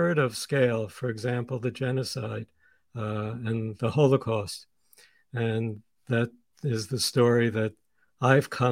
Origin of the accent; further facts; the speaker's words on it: New York City, New York, United States; also born or lived in Sweden; I was born in Sweden, as was my sister. We had emigrated to the United States in 1952. They met in 1946 and married then. And when we came to the United States and we lived in this tiny little apartment in Coney Island in Brooklyn